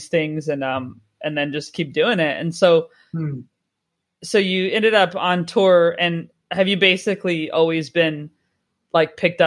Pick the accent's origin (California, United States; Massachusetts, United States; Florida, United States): California, United States; moved away; I'm from California, so basically it's pretty generic as far as an accent goes